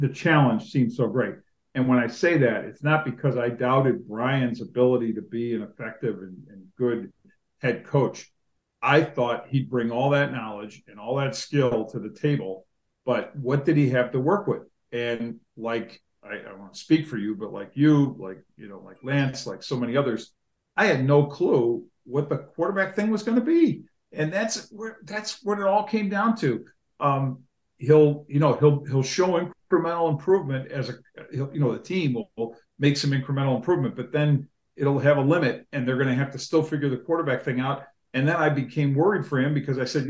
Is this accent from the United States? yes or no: yes; Buffalo area, New York, United States; I'm not from Buffalo, but spent most of my life in the Buffalo area.